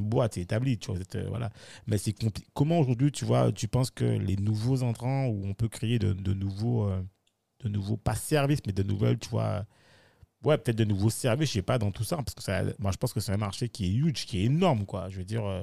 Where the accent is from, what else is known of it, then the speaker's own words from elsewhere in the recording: Guadeloupe; je considère que je suis guadeloupéen ou antillais